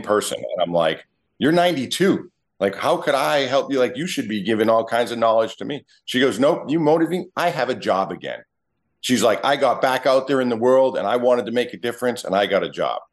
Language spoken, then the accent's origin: English; Massachusetts, United States; moved away; also born or lived in Wareham, Massachusetts; I was born a mass hole.